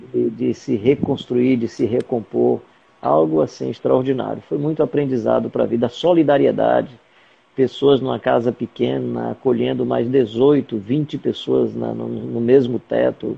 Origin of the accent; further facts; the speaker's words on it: Fortaleza, Ceará, Brazil; also born or lived in Angola; now in Caucaia, Brazil; Eu nasci em Fortaleza. Nasci quando Fortaleza ainda era, pelo menos o bairro que eu morava, morava ainda era uma experiência rural